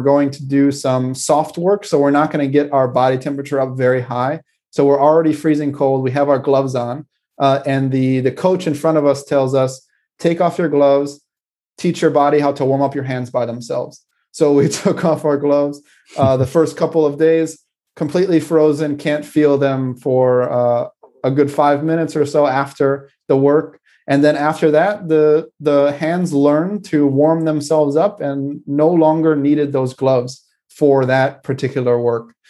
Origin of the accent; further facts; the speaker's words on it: United States; moved away; my hometown in America can get very cold in the winter